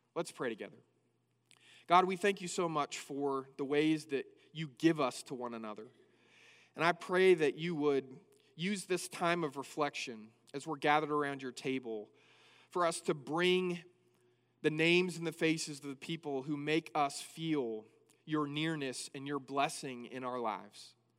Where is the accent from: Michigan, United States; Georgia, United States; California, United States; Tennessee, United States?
California, United States; Northern; moved away as an adult; now in Abilene, United States; I first moved from Northern California here to Abilene to go to school